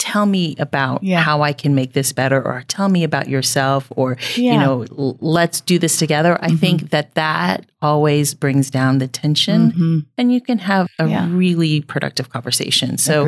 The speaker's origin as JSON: {"language": "English", "country": "Philippines", "said": "a Filipina, like, yeah. I am very snobby on my Asian food, and hers is better than mine."}